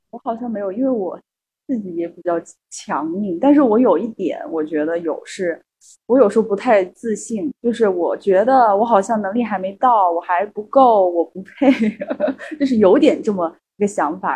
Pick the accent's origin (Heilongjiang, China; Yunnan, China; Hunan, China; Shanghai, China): Yunnan, China; Kunming; moved away as an adult; now in Hangzhou, China; 也是第一次到杭州嘛，然后我老家是昆明的，对，呃，云南昆明